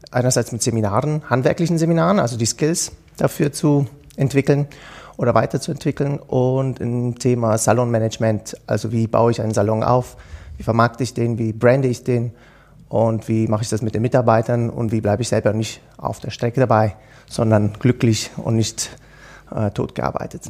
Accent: Switzerland; bei uns in der Schweiz

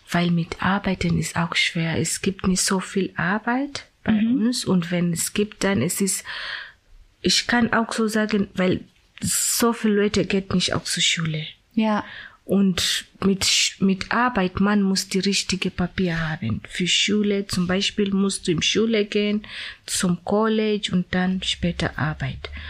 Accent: Kenya; German is a second language; now in Germany; Ja, aus Kenia.

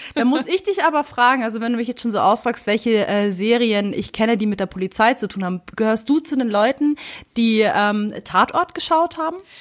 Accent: Germany; bei uns in Deutschland

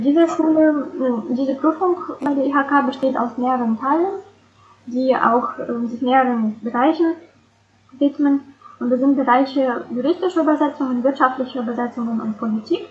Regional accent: Saint Petersburg, Russia; moved away as an adult; now in Germany; Ich komme ursprünglich aus St. Petersburg und lebe in Deutschland seit ungefähr 15 Jahren

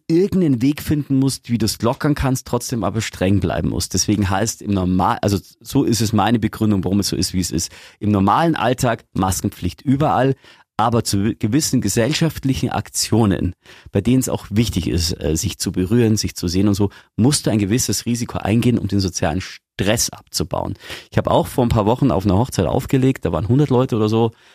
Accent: Augsburg, Bavaria, Germany; hier bei uns in Augsburg

